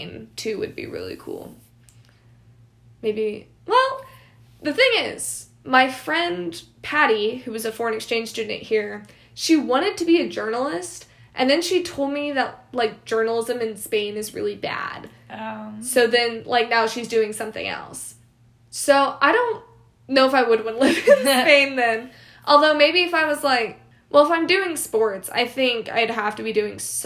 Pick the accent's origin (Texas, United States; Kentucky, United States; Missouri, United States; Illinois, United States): Missouri, United States; Springfield; I'm from Missouri